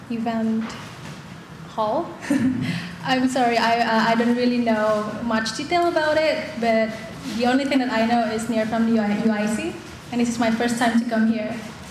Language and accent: English; Indonesia; moved away as an adult; also born or lived in Busan, South Korea; now in Chicago, United States; I'm an Indonesian girl. So I am myself a sleep-looking Asian girl with long black hair